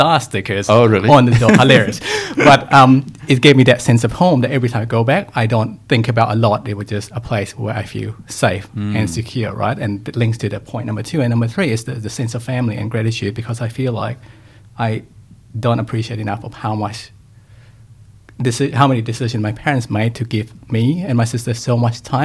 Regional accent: Bangkok, Thailand; moved away; also born or lived in New Zealand / United Kingdom; I was born in Bangkok in Thailand

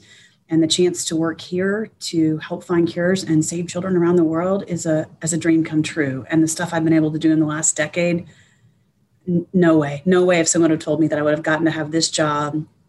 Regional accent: Oklahoma, United States; also born or lived in Texas; now in Memphis, United States; I was driving home from my hometown in Oklahoma back to my house in Texas

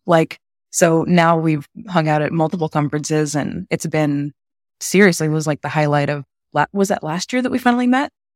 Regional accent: Texas, United States; born and raised in Texas

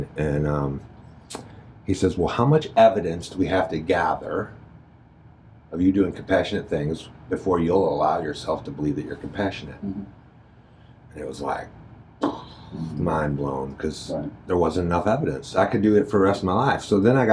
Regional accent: Jennings, Missouri, United States; I grew up in Jennings, which is St. Louis County

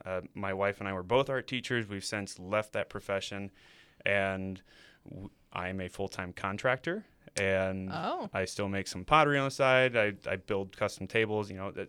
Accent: Rensselaer, Indiana, United States; I'm not from California. I am from right in between Indianapolis and Chicago, a place called Rensselaer, Indiana.

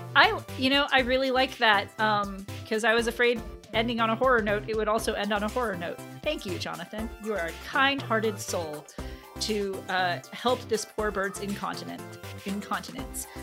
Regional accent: United States

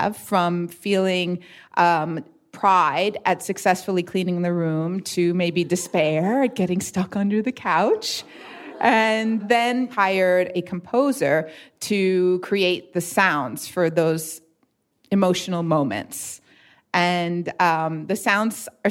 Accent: New York City, New York, United States; now in Philadelphia, United States; I'm from New York City originally, but I live in Philly now.

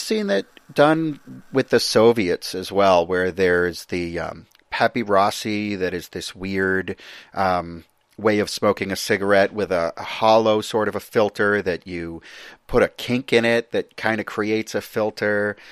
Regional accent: United States; me as an American

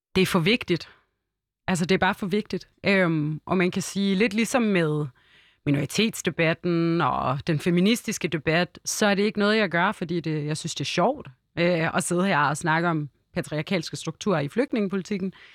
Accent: Hellerup, Capital Region of Denmark, Denmark; also born or lived in Lebanon; jeg voksede op i Hellerup

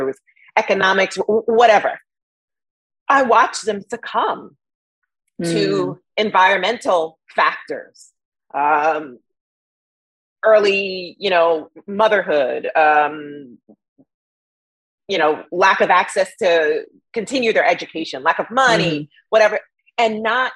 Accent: New York City, New York, United States; I grew up in Bed-Stuy, Brooklyn, you know, an underserved community

